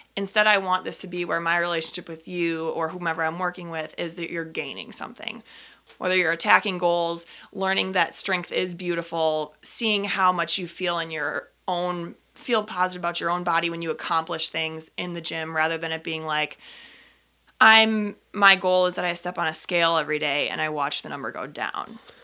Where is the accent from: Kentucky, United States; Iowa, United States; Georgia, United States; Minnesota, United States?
Minnesota, United States; Minnetonka; I grew up in Minnesota, in Minnetonka, similar area to where Teresa grew up